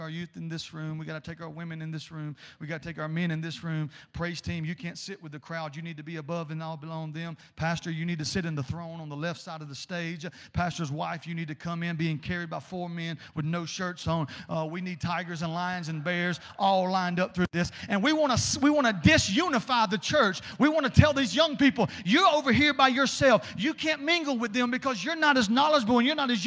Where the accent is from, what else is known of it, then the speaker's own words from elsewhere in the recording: South Georgia, United States; accent: South Georgia; in South Georgia terminology in my native tongue